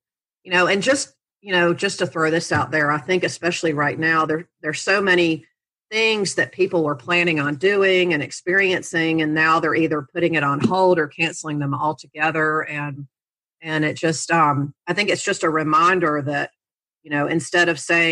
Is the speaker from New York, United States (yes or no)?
no; North Carolina, United States; I'm a North Carolina girl. I was born and bred in North Carolina, and I've never lived outside the state